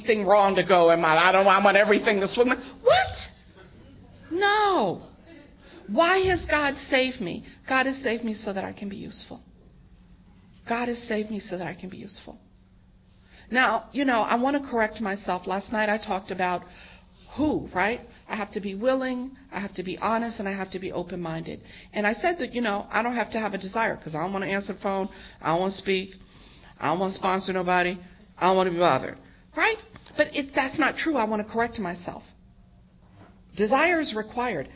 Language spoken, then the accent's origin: English; New York, United States; I'm born and raised in New York